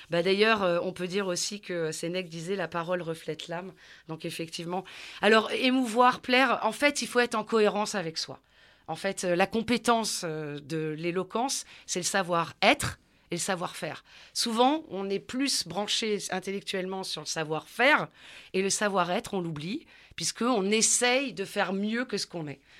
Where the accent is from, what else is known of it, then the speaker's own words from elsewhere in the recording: southern France, France; Donc, effectivement, moi, je viens du sud de la France, donc tout ça est encore bien une histoire sociale et culturelle, où dans une famille nombreuse